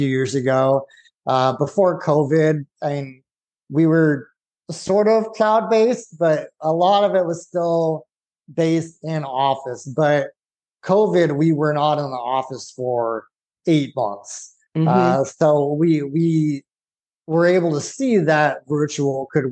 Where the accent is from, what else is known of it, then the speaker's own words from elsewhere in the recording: Santa Clarita, California, United States; moved away as an adult; now in Texas, United States; I grew up in California, lived there my whole life.